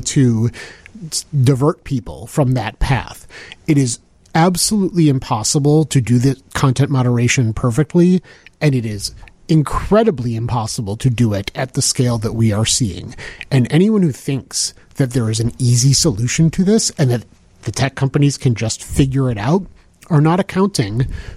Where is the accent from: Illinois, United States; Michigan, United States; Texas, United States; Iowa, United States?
Illinois, United States; Skokie; Growing up in Skokie